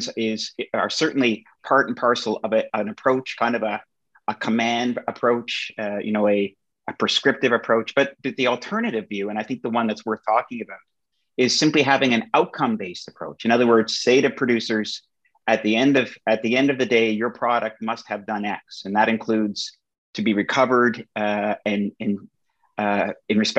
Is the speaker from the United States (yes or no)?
no; Canada; my home country of Canada